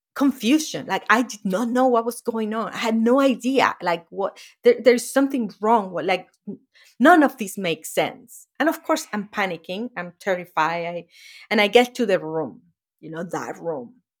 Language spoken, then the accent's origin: English; Venezuela; moved away as an adult; now in United States; that shack that I grew up was in Venezuela, in South America